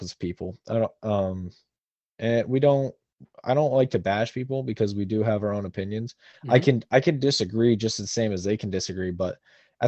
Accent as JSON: {"language": "English", "country": "United States"}